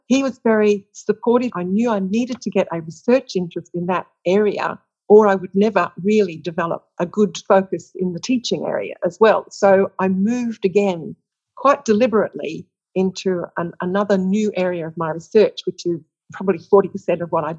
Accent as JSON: {"language": "English", "country": "Australia", "said": "Well, I think I have very, very broad research interests, because of coming back to Australia and because of working at the University of Western Australia"}